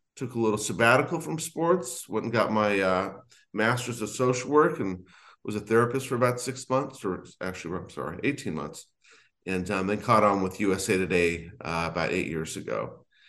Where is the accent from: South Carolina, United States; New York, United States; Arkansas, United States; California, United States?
California, United States; Los Angeles; I grew up in Los Angeles reading the L A Times